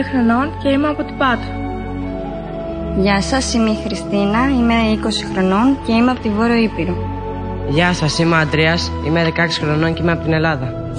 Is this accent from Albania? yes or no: yes; Albania; είμαι 20 χρονών και είμαι από την Αλβανία.